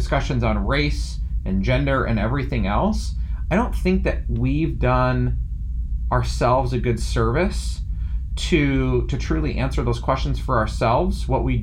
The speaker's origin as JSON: {"language": "English", "town": "Yorba Linda", "region": "California", "country": "United States", "tie": "born or raised there", "said": "I grew up in Yorba Linda, California"}